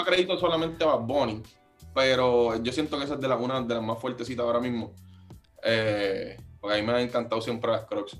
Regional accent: Carolina, Puerto Rico; Yo soy de Carolina

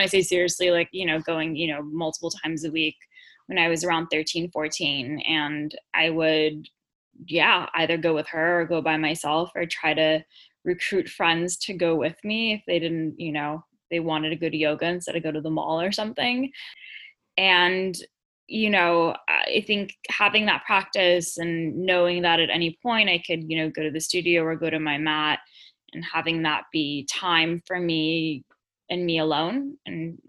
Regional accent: Los Angeles, California, United States; accent: SoCal drawl; now in United Kingdom; I'm from Los Angeles originally, so I have that kind of SoCal drawl.

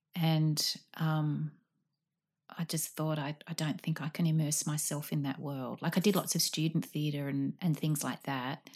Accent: Sydney, New South Wales, Australia; I grew up in Artarmon

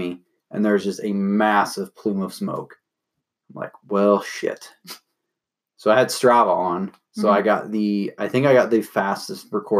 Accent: the South, United States; accent: southern; my southern accent.

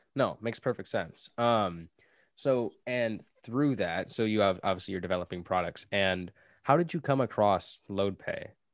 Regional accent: United States; I'm from America

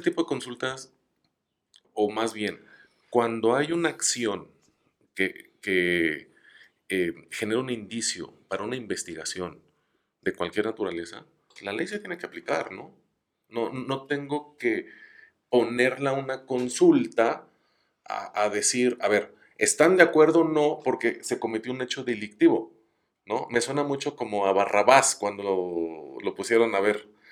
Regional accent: Mexico

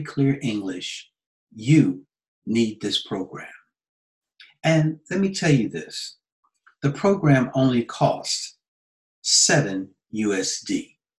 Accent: United States; now in Nagoya, Japan; As an American

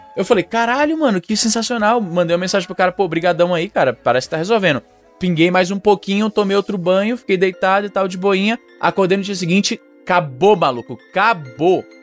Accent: Fortaleza, Ceará, Brazil; eu sou de Fortaleza

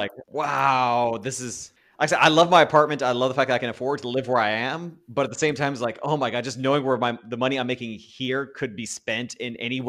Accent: Texas, United States; now in California, United States; I like growing up in Texas

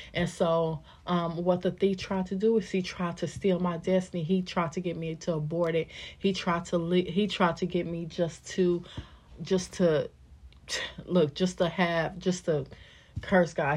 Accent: Kansas City, Missouri, United States; I was born and raised in Kansas City, Missouri.

